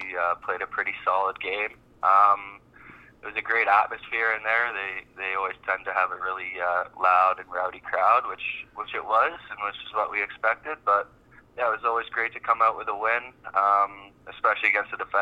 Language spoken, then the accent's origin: English; Toronto area, Ontario, Canada; now in Halifax, Canada; growing up in the Toronto area, myself especially, grew up a Rock fan